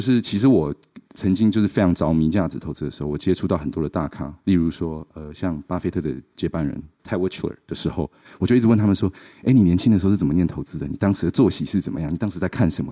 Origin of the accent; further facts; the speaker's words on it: Taichung, Taiwan; moved away as an adult; also born or lived in Seattle, United States / London, United Kingdom; 我是台中小孩，我在台中长大的，然后呢，就在十八岁的时候，就是二零零八年，然后我去了美国念华盛顿大学